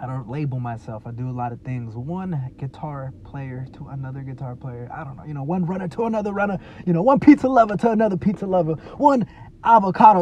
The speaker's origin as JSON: {"language": "English", "region": "Texas", "country": "United States", "also_born_or_lived": "California", "moved": "yes", "said": "I'm a Texan"}